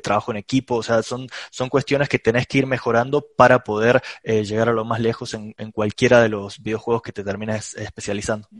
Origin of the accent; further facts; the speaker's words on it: Córdoba, Argentina; yo soy de Argentina, eh, en una ciudad que se llama Córdoba